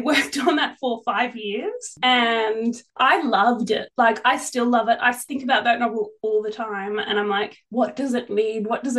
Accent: Australia; also born or lived in Springwood, New South Wales; it's a really hard time to debut as an Australian author.

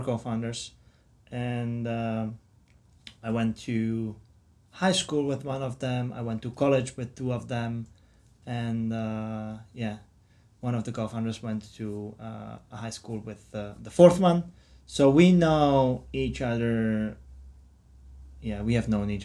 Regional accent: Czechia; moved away as an adult; now in United States; I come from the Czech Republic

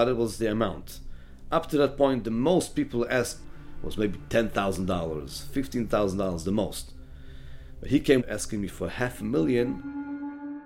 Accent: Israel; now in Brooklyn, United States; I'm from Israel originally. I live in Brooklyn, New York.

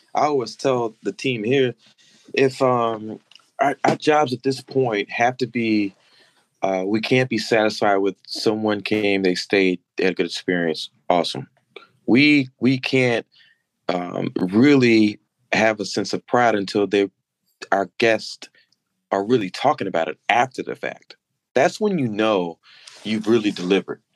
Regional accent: Madison, North Carolina, United States; now in Baltimore, United States; from Madison on Instagram uh, with a tribute to my hometown, that small dirt road in North Carolina

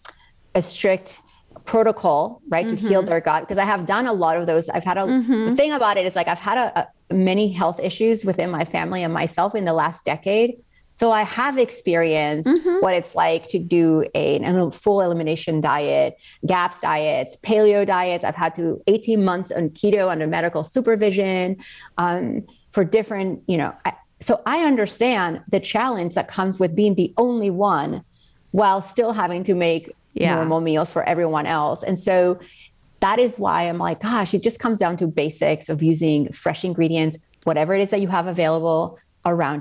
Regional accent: Spain; moved away; I grew up in Spain

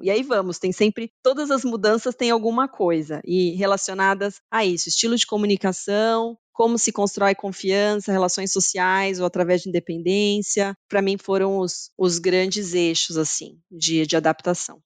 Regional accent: Brazil; moved away as an adult; also born or lived in São Paulo, Brazil / Germany / Switzerland / Mexico; now in Canada; como latina e brasileira

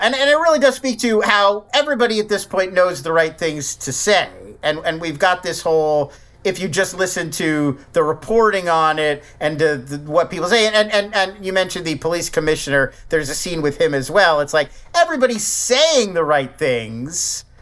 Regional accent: Philadelphia, Pennsylvania, United States; When I was growing up in Philadelphia

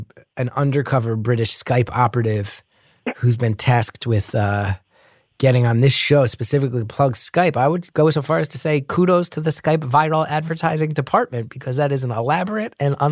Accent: New Jersey, United States; accent: New Jersey; I grew up with a very heavy New Jersey accent, which not many people know the real version of.

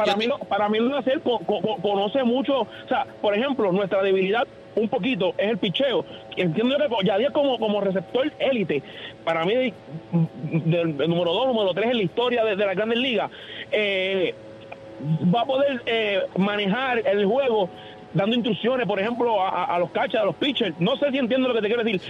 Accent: Puerto Rico; como puertorriqueño

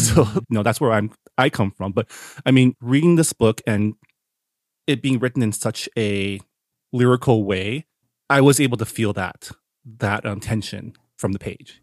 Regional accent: San Gabriel Valley, California, United States; moved away as an adult; also born or lived in East Coast; I grew up in an enclave. Like, I grew up in the Sangible Valley

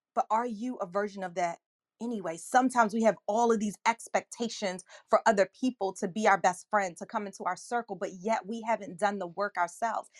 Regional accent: Accokeek, Maryland, United States; also born or lived in Washington, D.C. / Boston; I grew up in Southeast Washington, D C, and then in sixth grade, we moved to Accokeek, Maryland, in Prince George's County, Maryland, and that is where I am today.

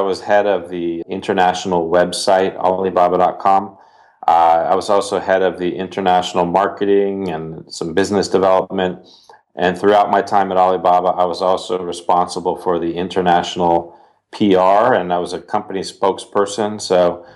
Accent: United States

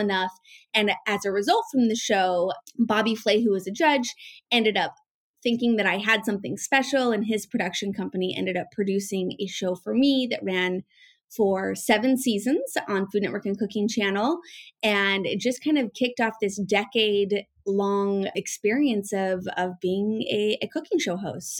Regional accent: Northern Utah, United States; I was born and raised in Northern Utah

